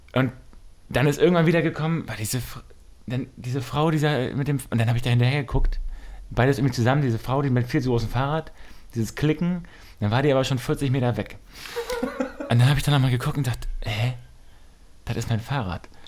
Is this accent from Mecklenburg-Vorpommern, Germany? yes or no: yes; Wusterhusen, Mecklenburg-Vorpommern, Germany; aus meinem Heimatdorf, auch aus Wusterhusen